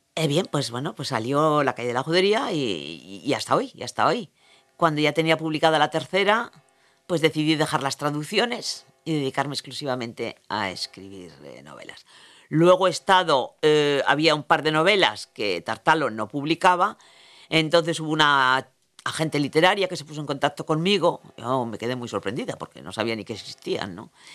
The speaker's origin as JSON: {"language": "Spanish", "region": "Basque Country", "country": "Spain", "also_born_or_lived": "France / Larrabetzu", "first_language": "Spanish", "said": "no soy escritora española porque soy vasca"}